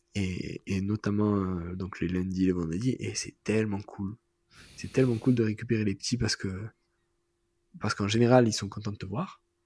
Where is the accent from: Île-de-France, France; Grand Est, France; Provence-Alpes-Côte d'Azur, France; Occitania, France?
Provence-Alpes-Côte d'Azur, France; Marseille; moi en tant que Marseillais